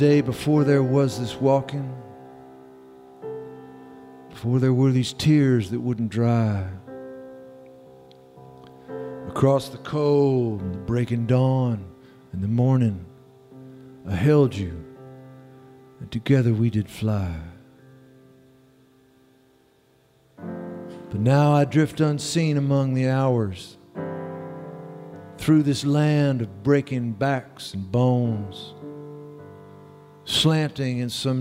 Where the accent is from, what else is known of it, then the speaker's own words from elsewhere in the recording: Texas, United States; I'm from Texas